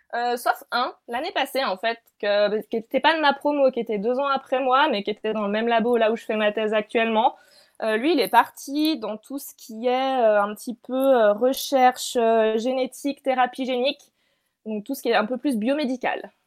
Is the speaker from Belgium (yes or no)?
no; France; moved away as an adult; also born or lived in Lausanne, Switzerland; now in Switzerland; je fais un doctorat du coup en Suisse, donc pas du tout en France, mais je suis française